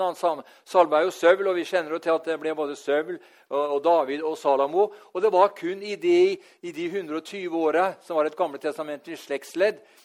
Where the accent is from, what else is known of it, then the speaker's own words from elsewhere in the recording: Norway; her hjemme i Norge